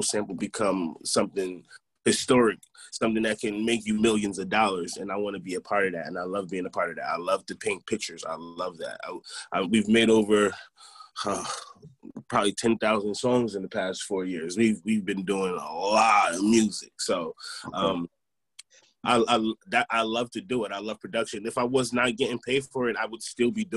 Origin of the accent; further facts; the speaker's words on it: Albany, New York, United States; I'm from Albany originally